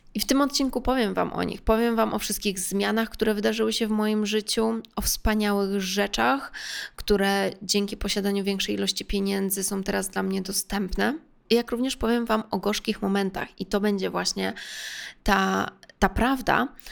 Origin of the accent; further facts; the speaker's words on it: Warsaw, Masovian Voivodeship, Poland; Więc jestem z Warszawy